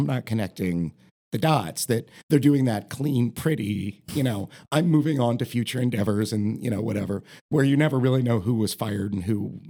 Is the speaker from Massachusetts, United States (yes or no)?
no; Marion, Ohio, United States; also born or lived in Columbus, Ohio; I grew up in Marion.